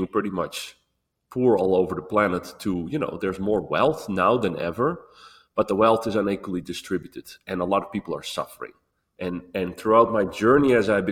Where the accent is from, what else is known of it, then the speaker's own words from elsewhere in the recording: Netherlands; I was born, well, this body was born in Holland